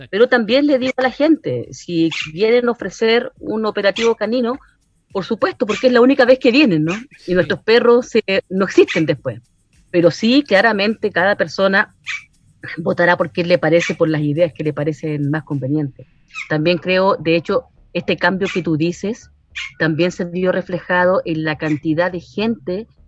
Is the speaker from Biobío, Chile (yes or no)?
no; San Felipe, Valparaíso, Chile; born there; now in Putaendo, Chile; yo eh, nací en San Felipe, pero como te digo, llegué en 94, mi marido es putaendino.